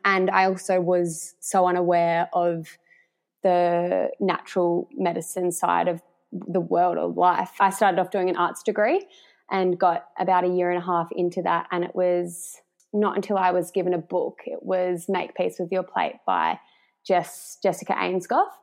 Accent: Warrnambool, Victoria, Australia; moved away as an adult; also born or lived in Melbourne; I am originally from Warrnambool, grew up in Warrnambool, and then have spent like my working and studying life in Melbourne

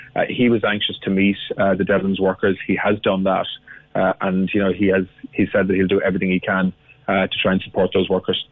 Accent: Cork, Munster, Ireland; I'm from Cork, uh, and I represent Cork as well as a TD

